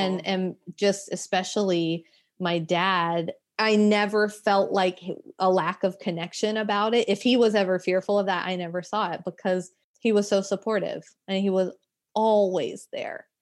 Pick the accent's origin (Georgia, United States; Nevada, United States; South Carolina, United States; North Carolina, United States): South Carolina, United States; Florence; I grew up in Florence, South Carolina